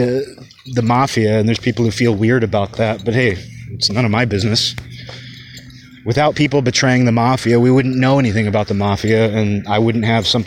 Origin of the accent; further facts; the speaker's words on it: Kirkland, Washington, United States; moved away as an adult; I grew up in Kirkland